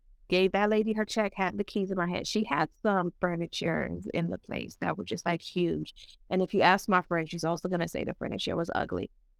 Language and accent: English; New York City, New York, United States; That's the type of church I grew up in New York City. It is very Caribbean. It's very different from American church.